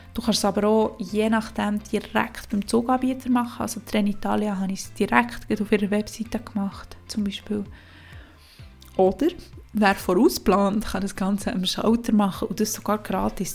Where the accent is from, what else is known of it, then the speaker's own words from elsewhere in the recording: Switzerland; bei uns in der Schweiz